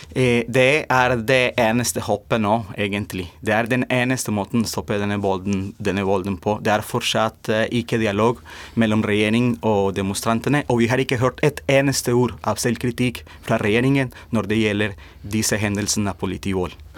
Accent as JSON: {"language": "Norwegian", "country": "Colombia", "moved": "yes", "lives_now": "Norway", "said": "jeg kommer også fra, fra Colombia."}